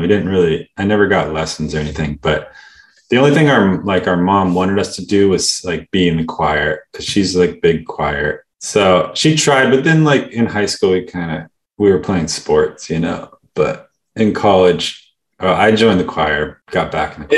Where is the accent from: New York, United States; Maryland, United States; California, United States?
California, United States; we are kind of like California guys